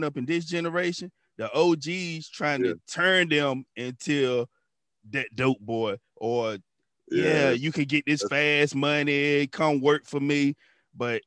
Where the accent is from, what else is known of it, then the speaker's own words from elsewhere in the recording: Weldon, North Carolina, United States; I'm from Weldon. So, Weldon, a little bitty town